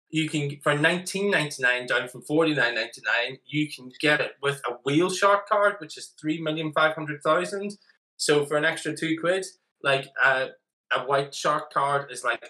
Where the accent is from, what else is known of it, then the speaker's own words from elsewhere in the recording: Ireland; accent: Irish; I'm bloody Irish.